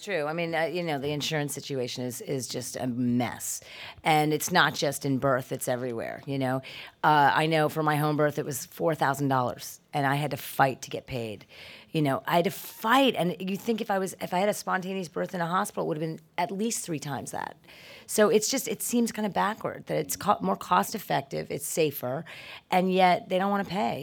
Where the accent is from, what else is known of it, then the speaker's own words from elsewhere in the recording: New York City, New York, United States; I was born in the Bronx